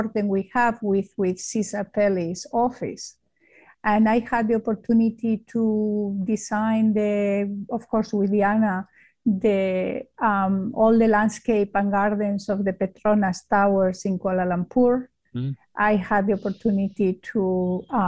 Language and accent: English; Spain; English is a second language; moved away as an adult; now in United States; I am from Spain, and it's very obvious by my accent.